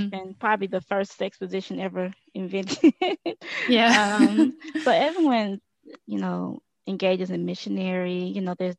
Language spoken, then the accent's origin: English; Texas, United States; I'm from Texas, and I recently started a business